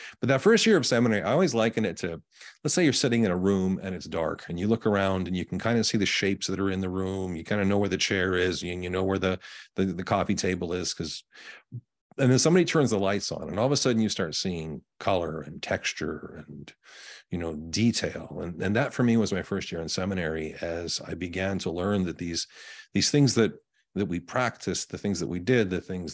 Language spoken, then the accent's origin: English; Winnipeg, Manitoba, Canada; now in Indiana, United States; I was born and raised in Canada, on the prairies, right in the middle of the country in Winnipeg, Canada